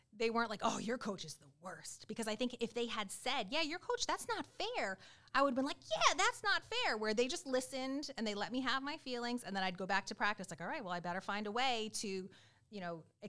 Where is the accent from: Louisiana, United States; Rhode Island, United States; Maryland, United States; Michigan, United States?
Rhode Island, United States; moved away as an adult; I am from Rhode Island